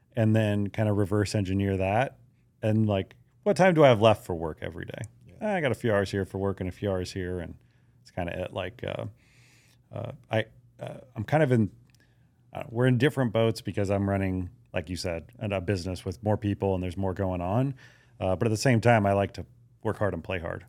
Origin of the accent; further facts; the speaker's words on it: Hawaii, United States; moved away; I grew up in Hawaii